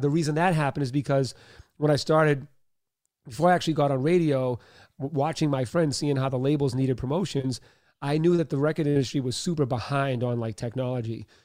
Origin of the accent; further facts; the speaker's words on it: Boston, Massachusetts, United States; I was born in Boston, Mass. Um, single mom, father was an alcoholic, uh, sexually abused for many years, uh, bullied, uh, grew up in Catholic school